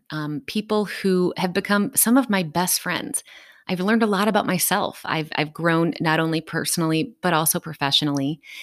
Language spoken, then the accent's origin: English; Dayton, Ohio, United States; I am from Dayton, Ohio.